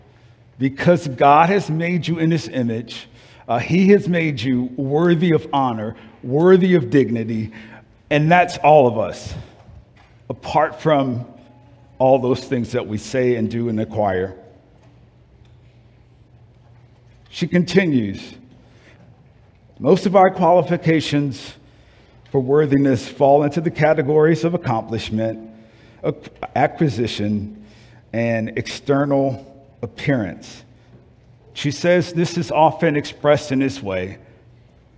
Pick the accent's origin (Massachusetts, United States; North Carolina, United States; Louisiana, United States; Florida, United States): Louisiana, United States; New Orleans; moved away; I'm from New Orleans